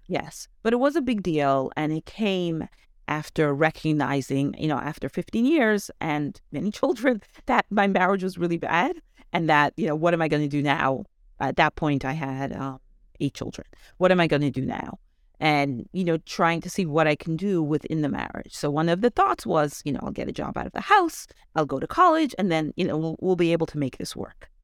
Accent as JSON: {"language": "English", "country": "Canada", "tie": "born or raised there", "also_born_or_lived": "Rockland County, New York / Israel / Brooklyn", "moved": "yes", "lives_now": "New York, United States", "said": "I grew up in Canada"}